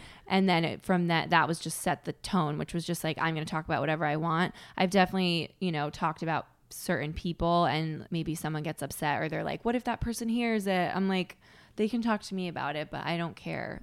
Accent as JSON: {"language": "English", "region": "Connecticut", "country": "United States", "said": "I had a pretty sheltered upbringing, 'cause I'm from Connecticut"}